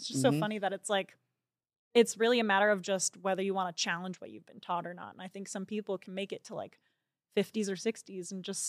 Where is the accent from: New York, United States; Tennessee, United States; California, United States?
California, United States; I grew up raised in Orange County. The circle I was in was totally a bubble.